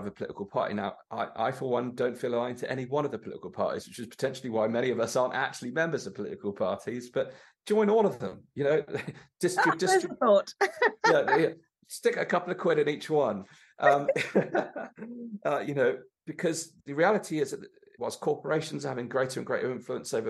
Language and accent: English; Torbay, South West England, United Kingdom; growing up in Torbay there, which is where I lived when I was growing up